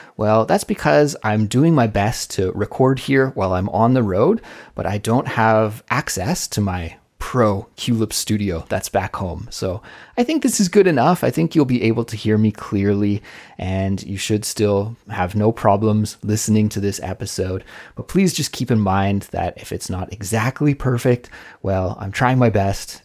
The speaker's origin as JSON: {"language": "English", "town": "Kelowna", "region": "British Columbia", "country": "Canada", "tie": "born or raised there", "moved": "as an adult", "lives_now": "South Korea", "said": "my hometown and my region of Canada. I come from the west coast of Canada, the province of British Columbia. And during the winter in my hometown, Kelowna"}